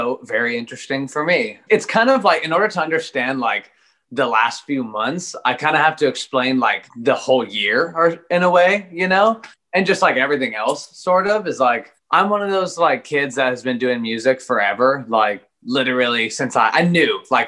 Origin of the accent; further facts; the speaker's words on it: Eugene, Oregon, United States; born and raised Eugene, the 541 PNW baby.